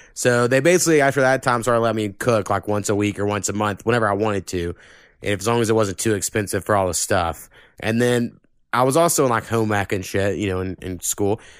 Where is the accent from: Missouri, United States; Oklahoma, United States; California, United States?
Oklahoma, United States; this is my hometown